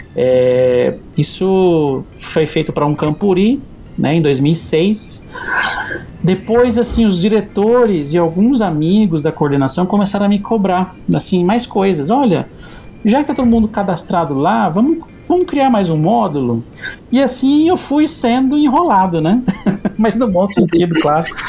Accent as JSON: {"language": "Portuguese", "town": "Campo Grande", "region": "Mato Grosso do Sul", "country": "Brazil", "tie": "born or raised there", "said": "Eu sou aqui de Campo Grande, Mato Grosso do Sul e vivi aqui quase toda a vida, na né, vida toda"}